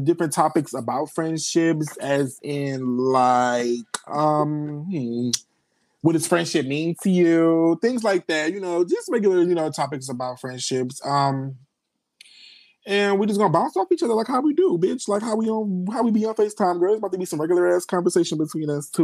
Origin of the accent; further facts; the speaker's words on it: Detroit, Michigan, United States; I'm 21 from Detroit